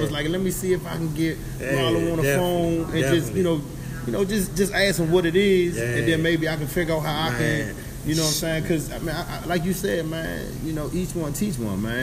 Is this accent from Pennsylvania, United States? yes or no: no; Washington, District of Columbia, United States; moved away as an adult; also born or lived in Delaware; I grew up in Ward 8